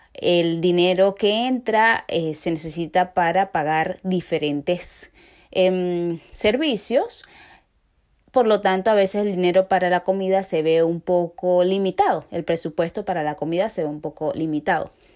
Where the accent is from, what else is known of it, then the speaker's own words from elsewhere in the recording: Venezuela; moved away; somos muchos los venezolanos que estamos en estos momentos eh, fuera de nuestro país